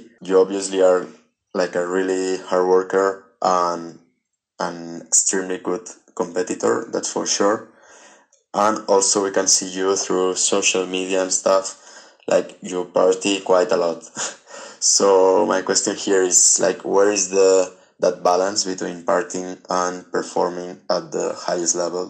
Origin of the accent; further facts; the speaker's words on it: Andorra; English is a second language; from Andorra. It's a small country between Spain and France.